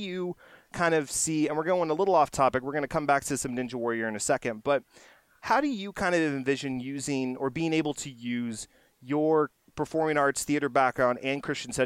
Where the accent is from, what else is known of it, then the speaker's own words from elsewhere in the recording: Texas, United States; We're both from Texas.